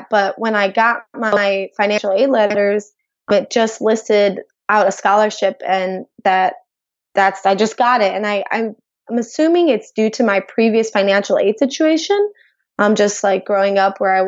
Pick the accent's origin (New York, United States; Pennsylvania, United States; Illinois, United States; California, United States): Illinois, United States; outside of Chicago; I grew up outside of Chicago in a very diverse neighborhood